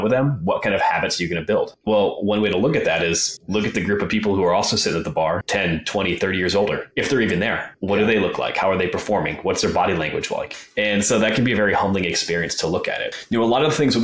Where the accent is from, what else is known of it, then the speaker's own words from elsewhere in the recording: Wisconsin, United States; moved away as an adult; also born or lived in Colorado; I grew up in Wisconsin